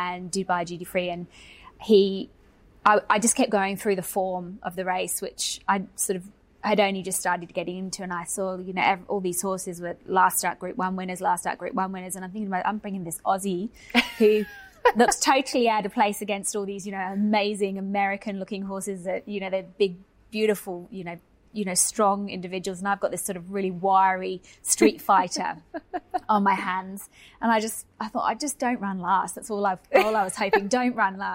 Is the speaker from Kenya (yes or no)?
no; England, United Kingdom; now in Australia; I'm English